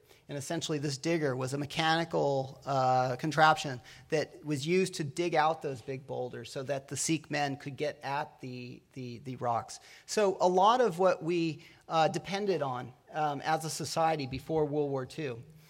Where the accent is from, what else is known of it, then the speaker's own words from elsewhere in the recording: Pomona Valley, California, United States; I come from Pomona Valley